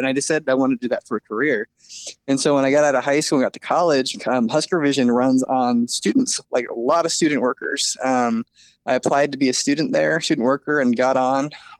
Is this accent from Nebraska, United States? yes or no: yes; Lincoln, Nebraska, United States; moved away as an adult; also born or lived in Oregon; So I'm from Nebraska. They're a little football crazy in Lincoln.